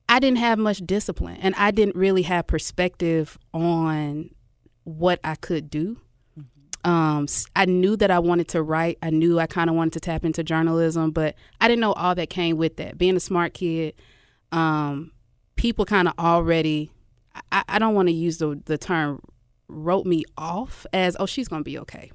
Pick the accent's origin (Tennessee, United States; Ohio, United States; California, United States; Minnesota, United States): Tennessee, United States; Memphis; I'm from South Memphis, man. Uh, Glenview